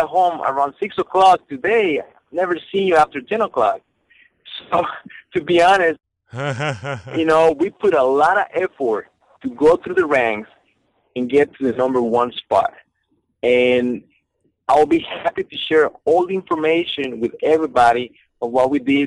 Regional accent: Costa Rica; moved away as an adult; now in Houston, United States; I am from Costa Rica.

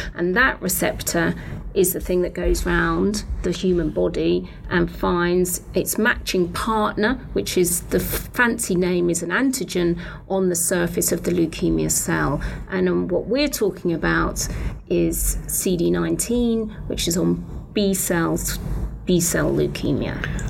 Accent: United Kingdom; accent: British; moved away; I'm British, so I trained in Britain

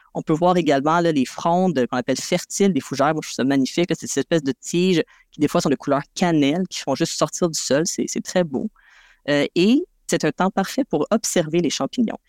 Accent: South Shore of Montreal, Quebec, Canada; je viens de la rive sud de Montréal

